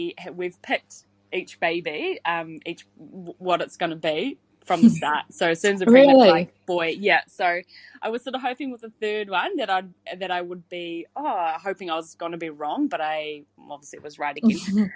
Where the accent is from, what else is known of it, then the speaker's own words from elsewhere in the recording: Hamilton, Waikato, New Zealand; I'm from Hamilton, and I have two little boys